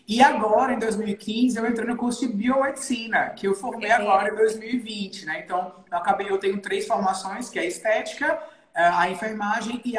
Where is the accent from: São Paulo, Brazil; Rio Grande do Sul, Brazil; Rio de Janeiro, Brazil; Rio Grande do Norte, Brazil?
Rio Grande do Norte, Brazil; Natal; Eu sou aqui de Natal, Rio Grande do Norte. A minha clínica é aqui. Eu sou nascido e criado aqui em Natal.